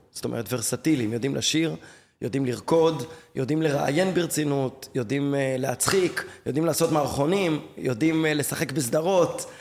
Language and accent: Hebrew; Tel Aviv, Tel Aviv District, Israel; גדלתי בתל אביב, אני יליד תל אביב